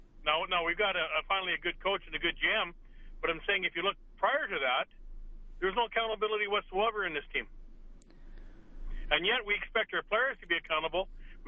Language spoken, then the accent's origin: English; Edmonton, Alberta, Canada; and I was born in Edmonton, so I can say this, an Edmontonian